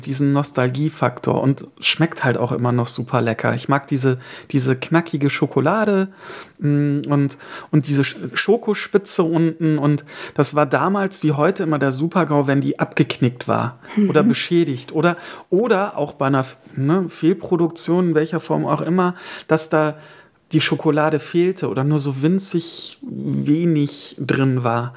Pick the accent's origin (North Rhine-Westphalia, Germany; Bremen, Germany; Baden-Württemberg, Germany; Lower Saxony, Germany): North Rhine-Westphalia, Germany; Erkelenz; wo ich herkomme, aus dem wunderschönen Marienviertel im Erkelenz